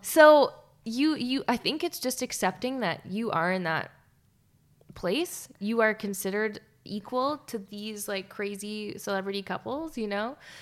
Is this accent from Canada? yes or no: yes; Canada; also born or lived in Calgary; we're Canadian